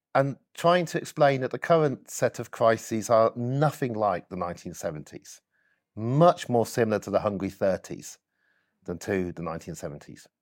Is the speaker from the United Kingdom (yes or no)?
yes; Oxford, South East England, United Kingdom; I was born in Cowley, uh, grew up next to Cowley Centre, if you know Oxford, for six years, but at age six, uh, we moved. Uh, it's just inside Oxford